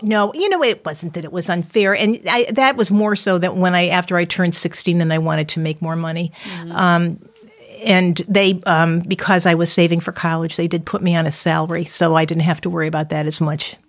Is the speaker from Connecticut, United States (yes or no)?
yes; Windsor, Connecticut, United States; I'm from Windsor, and I grew up in the Deerfield section of Windsor